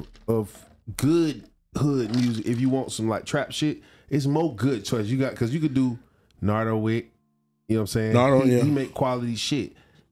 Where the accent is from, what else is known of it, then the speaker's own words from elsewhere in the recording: Jacksonville, Florida, United States; I'm from Jacksonville.